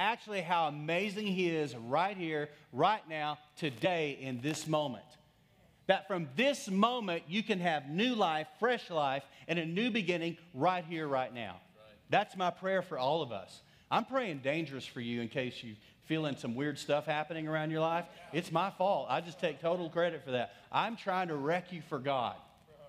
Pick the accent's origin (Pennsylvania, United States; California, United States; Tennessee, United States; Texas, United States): Texas, United States; accent: Texas; my Texas accent